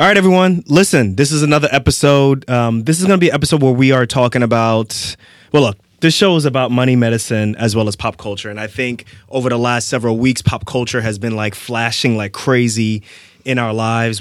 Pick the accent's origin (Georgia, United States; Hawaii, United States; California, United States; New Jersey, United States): New Jersey, United States; Irvington; moved away; also born or lived in Lefrak City, Queens, New York; I grew up in Irvington, New Jersey, as well as Lefrac City